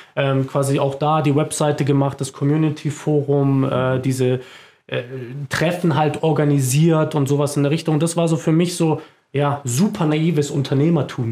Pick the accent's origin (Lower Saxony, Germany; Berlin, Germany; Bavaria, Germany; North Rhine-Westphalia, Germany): Bavaria, Germany; Munich; moved away as an adult; also born or lived in Augsburg area; now in near Augsburg, Germany; Ich bin äh, Münchner Kindl, äh, bin in München geboren